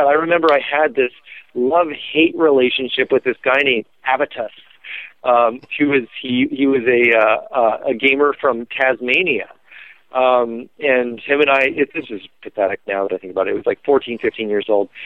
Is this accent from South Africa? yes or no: no; Canada; I was Canadian